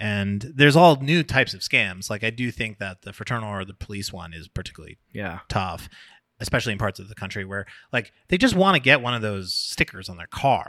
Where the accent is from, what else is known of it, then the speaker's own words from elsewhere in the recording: Oceanside, United States; One thing I noticed on the design kick is that my hometown has just stolen the O from Oregon.